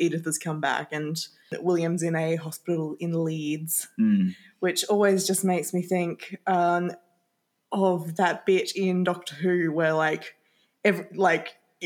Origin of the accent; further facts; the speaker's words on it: Australia; we're from Australia